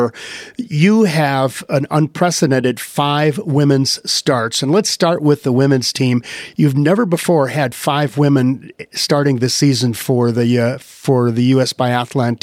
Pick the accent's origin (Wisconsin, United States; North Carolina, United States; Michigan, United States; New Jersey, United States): Wisconsin, United States; my home state of Wisconsin